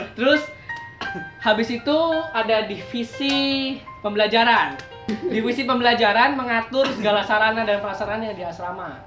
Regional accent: Bogor, West Java, Indonesia; now in Yogyakarta, Indonesia; gua dari Bogor

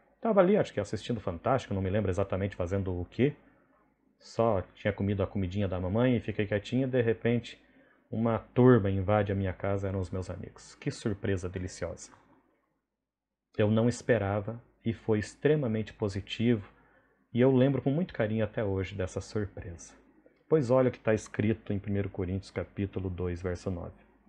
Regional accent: Paraná, Brazil; now in Rondônia, Brazil; como bom paranaense

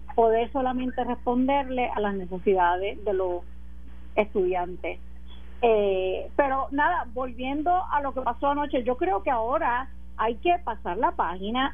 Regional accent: Puerto Rico; como una puertorriqueña más

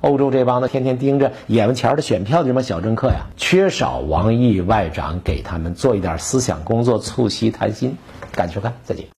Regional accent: China; 我们中国人讲实事求是

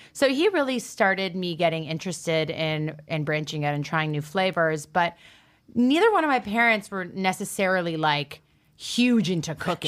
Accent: Toronto, Ontario, Canada; moved away as an adult; now in New York, United States; I grew up in Toronto, which is one of the most multicultural cities in the world

